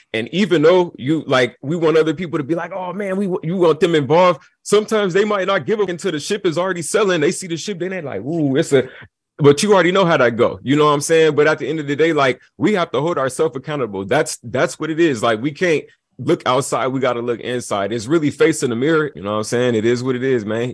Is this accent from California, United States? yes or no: yes; Long Beach, California, United States; moved away; also born or lived in Atlanta, Georgia; So I grew up in Long Beach